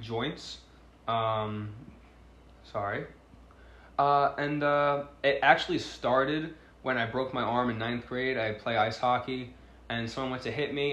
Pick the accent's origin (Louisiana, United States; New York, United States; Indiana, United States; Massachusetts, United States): New York, United States; Long Island; I'm from Long Island, New York